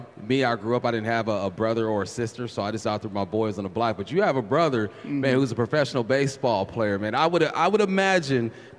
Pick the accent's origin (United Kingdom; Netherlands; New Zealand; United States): United States; California; I'm from California